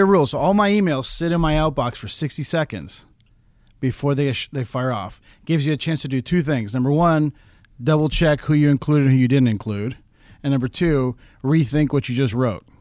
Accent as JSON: {"language": "English", "town": "Caracas", "region": "Capital District", "country": "Venezuela", "tie": "born or raised there", "also_born_or_lived": "Houston / Tulsa", "moved": "yes", "lives_now": "Alaska, United States", "said": "I grew up in Venezuela. I spent most of my childhood in Venezuela. My dad was in the oil business"}